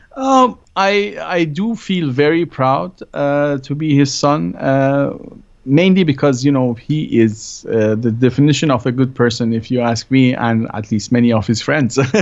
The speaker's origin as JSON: {"language": "English", "country": "Germany", "tie": "born or raised there", "also_born_or_lived": "Iran", "moved": "as an adult", "lives_now": "California, United States", "said": "growing up in Germany"}